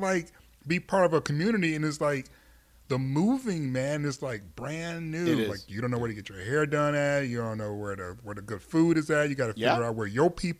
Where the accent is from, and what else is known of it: Detroit, Michigan, United States; born or raised there